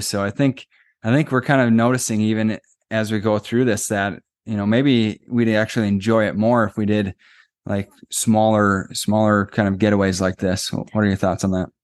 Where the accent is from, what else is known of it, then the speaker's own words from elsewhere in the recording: Minnesota, United States; we're from Minnesota